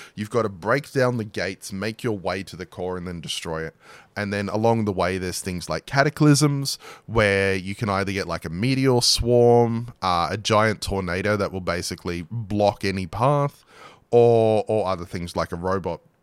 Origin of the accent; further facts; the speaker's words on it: Australia; I grew up in Australia